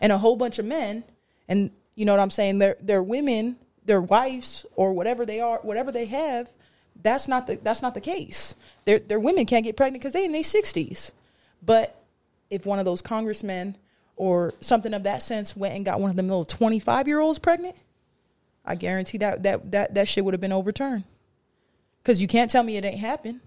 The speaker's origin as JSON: {"language": "English", "town": "San Diego", "region": "California", "country": "United States", "said": "San Diego, California. I'm gonna claim San Diego"}